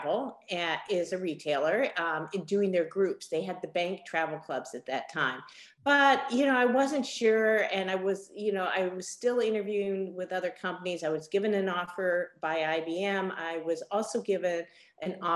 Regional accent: Los Angeles, California, United States; also born or lived in San Diego / Boulder, Colorado / Miami, Florida; I'm from Los Angeles. I grew up in LA. I'm a California girl

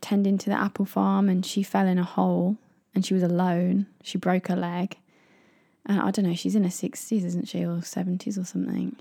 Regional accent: United Kingdom; moved away; as British people

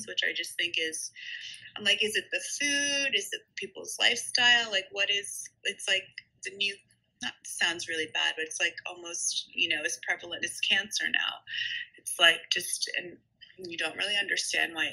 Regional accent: Princeton, New Jersey, United States; I grew up in Princeton, New Jersey

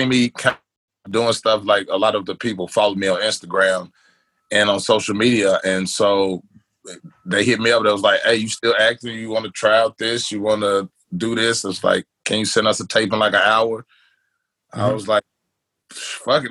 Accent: Milan, Tennessee, United States; also born or lived in Medina, Tennessee; now in Nashville, United States; I'm originally from West Tennessee, a little bitty town called Milan.

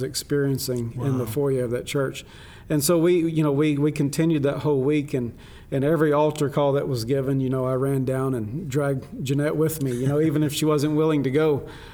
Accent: Arkansas, United States; moved away as an adult; now in Philippines; I grew up mainly in Arkansas

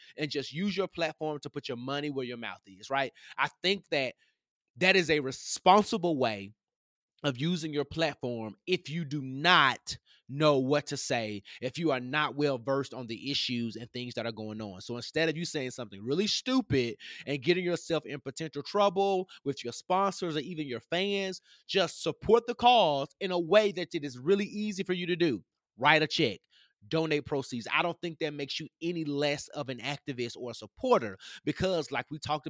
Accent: the South, United States; As much you want to say it represents Southern pride, I'm from the South, ain't nothing prideful about what that flag represents.

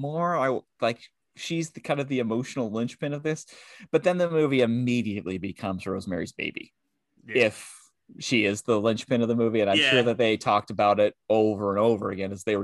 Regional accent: Seattle, Washington, United States; I'm from Seattle.

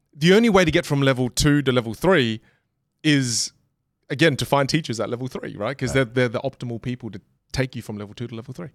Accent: Australia; I'm from Australia.

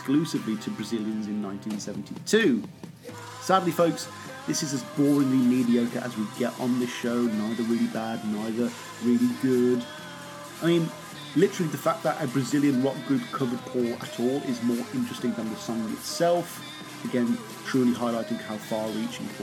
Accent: United Kingdom; being a Brit

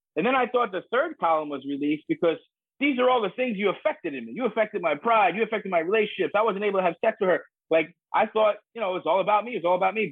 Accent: United States; also born or lived in New York City, New York / North Jersey, New Jersey; I grew up in New York City and North Jersey

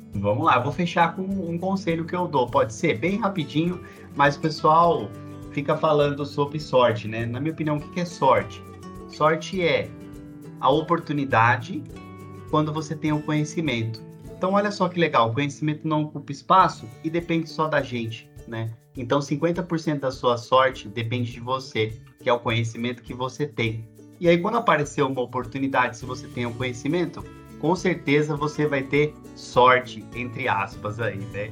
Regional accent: São Paulo, Brazil; eu sou de São Paulo, capital

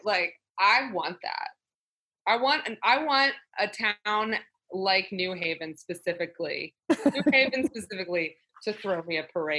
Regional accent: Maryland, United States; moved away as an adult; also born or lived in San Diego / San Francisco; I grew up in Maryland and then went to college in San Diego

